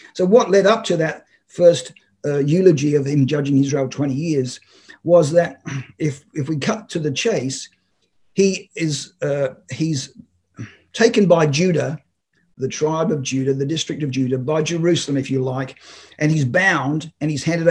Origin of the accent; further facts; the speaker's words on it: Australia; I'm Australian